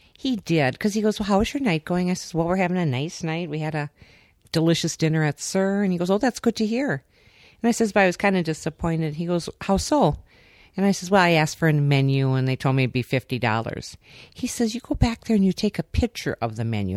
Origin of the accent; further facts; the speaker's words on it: Minnesota, United States; we're from Minnesota